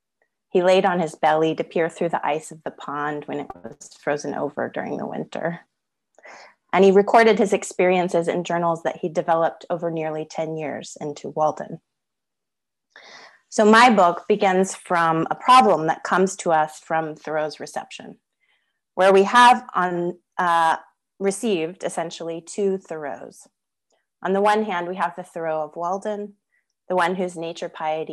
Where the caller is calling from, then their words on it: Melbourne, Victoria, Australia; I'm coming from Wurundjeri country in Melbourne, Australia, and I pay my respects to Wurundjeri elders past, present, and emerging